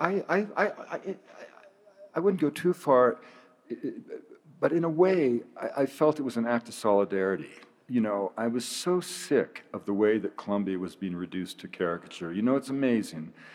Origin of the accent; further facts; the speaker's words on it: British Columbia, Canada; I'm from British Columbia.